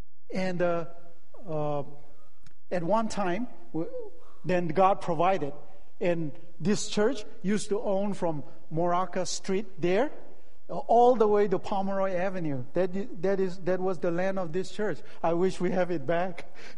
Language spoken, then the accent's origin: English; Manipur, India; moved away; also born or lived in Chicago / Michigan / Santa Clara; I'm a Naga in Manipur, Nagaland.